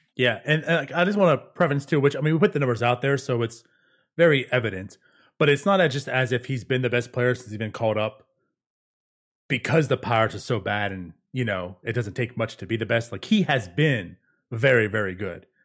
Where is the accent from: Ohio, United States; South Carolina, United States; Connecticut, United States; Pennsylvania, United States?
Pennsylvania, United States; Pittsburgh; now in Jacksonville, United States; I'm originally from the Pittsburgh area